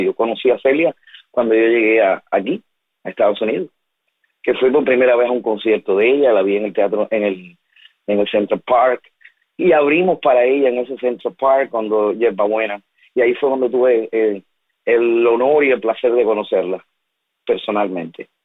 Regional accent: Cuba; mi país

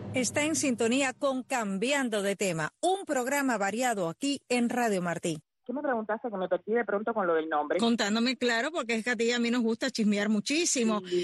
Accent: central Cuba, Cuba; moved away; tú vienes de, del centro de la isla, igual que yo

